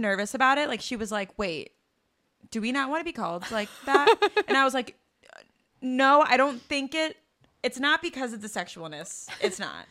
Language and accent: English; Chicago, Illinois, United States; growing up in Chicago